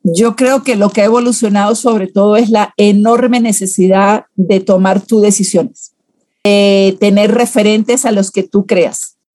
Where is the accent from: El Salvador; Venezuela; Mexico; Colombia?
Venezuela; moved away as an adult; now in Guatemala; Primero trabajé en relaciones públicas en un partido político en, Venezuela, de donde, donde, nací. Solo que ya como tengo 20 años casi en Guatemala, ya siento que tengo corazoncito chapín, pero soy venezolana de nacimiento